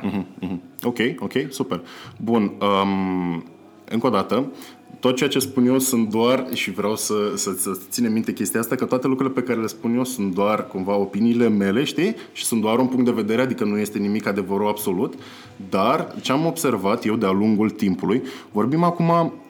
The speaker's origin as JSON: {"language": "Romanian", "town": "Constanța", "region": "Constanța County", "country": "Romania", "moved": "as an adult", "said": "eu vin din Constanța și când eram în Constanța, uh, pentru cineva de vârsta mea care era la facultate"}